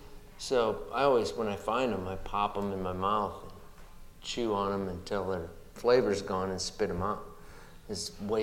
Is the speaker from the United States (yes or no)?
yes; Montrose, South Dakota, United States; born or raised there